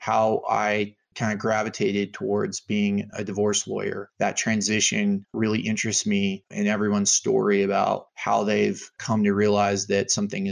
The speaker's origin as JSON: {"language": "English", "town": "Longmont", "region": "Colorado", "country": "United States", "tie": "born or raised there", "said": "Growing up in Longmont, Colorado"}